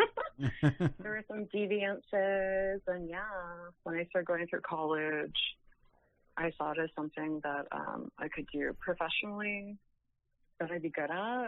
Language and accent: English; Chicago, Illinois, United States; now in Las Vegas, United States; I'm from Chicago. I live in Las Vegas now